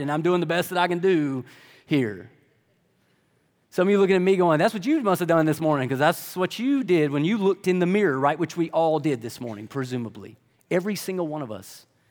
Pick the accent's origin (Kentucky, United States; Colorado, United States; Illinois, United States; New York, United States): Kentucky, United States; Lexington; I'm from Lexington, like most of y'all